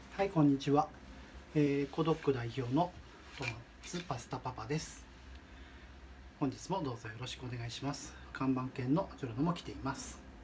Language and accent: Japanese; Shimizu, Shizuoka, Japan; also born or lived in Tokyo; 故郷の静岡県東部にある清水町に戻ってきました